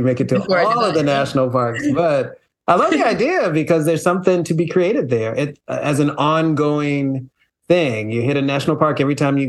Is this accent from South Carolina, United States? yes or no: yes; South Carolina, United States; moved away; having stayed in one house for 18 years, you know, and I grew up in South Carolina.